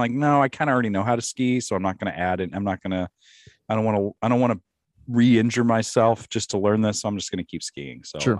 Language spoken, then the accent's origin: English; Lincoln, United States; I'm from Lincoln